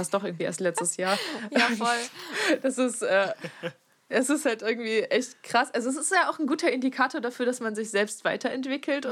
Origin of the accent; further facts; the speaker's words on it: Friesland, Lower Saxony, Germany; moved away; aus meinem Kaff, wo ich herkomme